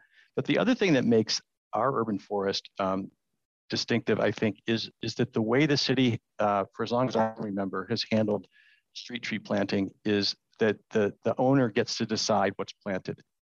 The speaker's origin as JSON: {"language": "English", "town": "San Diego", "region": "California", "country": "United States", "lives_now": "San Francisco, United States", "said": "And I'm from San Diego, which is the Tory pine is native to a little area near San Diego."}